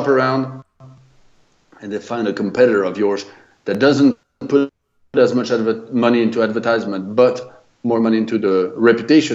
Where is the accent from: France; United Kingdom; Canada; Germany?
France; accent: French; English is a second language; moved away as an adult; also born or lived in United States; I'm French, lived in the US for 20 years, and now back in France